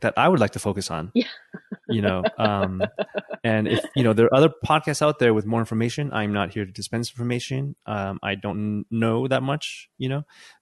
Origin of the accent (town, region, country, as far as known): California, United States; moved away as an adult; now in Mexico